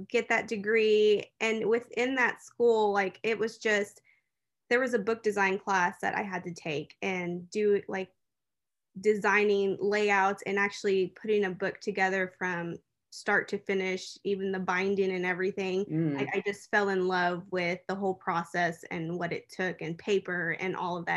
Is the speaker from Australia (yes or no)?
no; Fort Worth, Texas, United States; I was born and raised here in Fort Worth, Texas